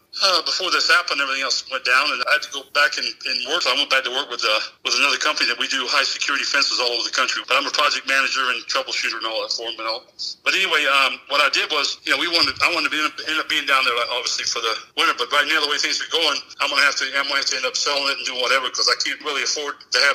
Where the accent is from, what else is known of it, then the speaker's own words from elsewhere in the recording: Florida, United States; now in Scottsdale, United States; I grew up in Florida, and I'll always go back.